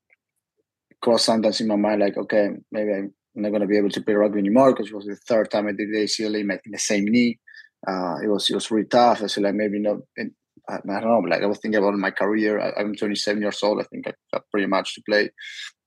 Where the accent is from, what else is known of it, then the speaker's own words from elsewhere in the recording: Argentina; also born or lived in Miami, United States; now in San Diego, United States; I was born in Miami, but raised in Argentina